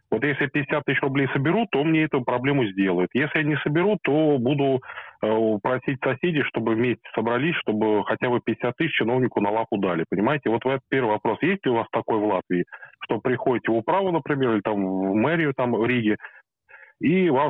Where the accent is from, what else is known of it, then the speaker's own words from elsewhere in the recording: Moscow, Russia; ну, я, я из Москвы